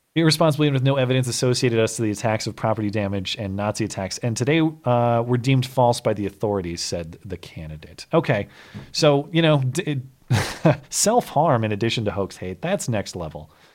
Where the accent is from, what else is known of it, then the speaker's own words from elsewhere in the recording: Montana, United States; my home state of Montana